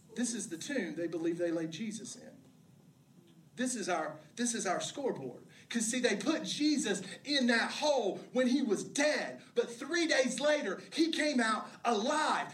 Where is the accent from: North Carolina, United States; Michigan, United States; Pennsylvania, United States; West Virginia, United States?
West Virginia, United States; I grew up in West Virginia